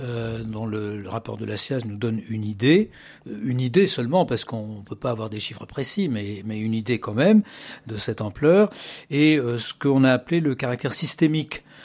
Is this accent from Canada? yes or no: no; Paris, Île-de-France, France; also born or lived in Massif Central; j'ai continué au lycée à Paris. Et voilà, je, je, me sens très parisien. Je suis né à Paris, d'ailleurs.